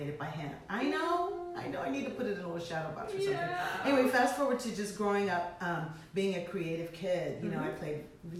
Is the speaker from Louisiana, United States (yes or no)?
yes; New Orleans, Louisiana, United States; I was born and raised in New Orleans.